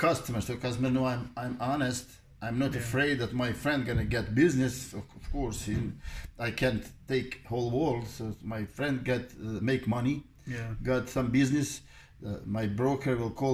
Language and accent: English; Bosnia & Herzegovina; moved away; Originally, I'm from Bosnia and Herzegovina. And Korana River, it runs next to, right behind my house where I grew up